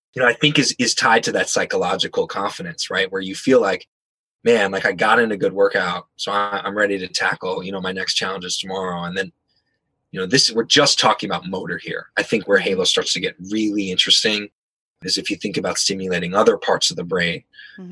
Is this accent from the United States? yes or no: yes; San Francisco, California, United States; I'm from San Francisco